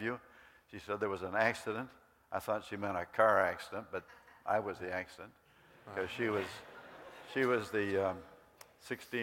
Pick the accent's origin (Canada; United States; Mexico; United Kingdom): Canada; moved away; where I grew up in Canada